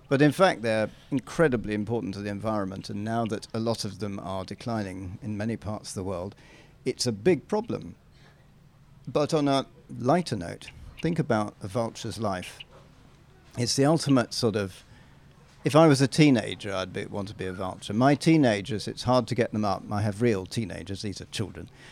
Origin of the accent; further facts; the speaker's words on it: England, United Kingdom; I'm an Englishman